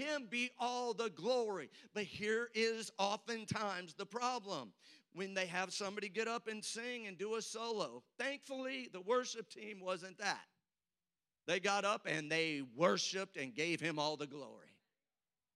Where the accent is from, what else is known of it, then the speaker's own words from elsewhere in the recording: St. Louis, Missouri, United States; now in Oklahoma, United States; I'm from St. Louis, so I can make fun of my own state now, Oklahoma